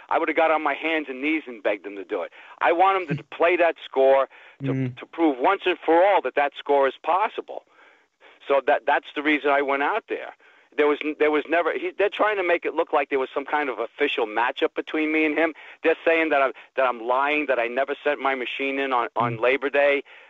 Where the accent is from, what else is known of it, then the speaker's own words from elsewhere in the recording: New York, United States; moved away; I go to New York on occasion because I'm from New York